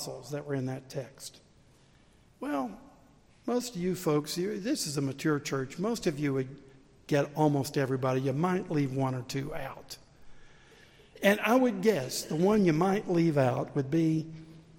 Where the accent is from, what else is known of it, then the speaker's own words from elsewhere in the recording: the South, United States; accent: southern; my southern accent